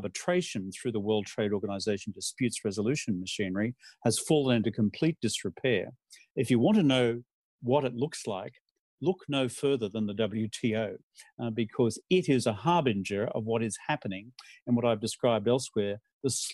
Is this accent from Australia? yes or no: yes; Australia; I'm from Australia